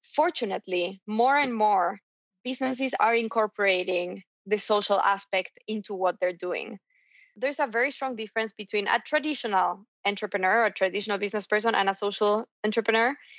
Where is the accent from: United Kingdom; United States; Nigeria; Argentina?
Argentina; I was raised in Argentina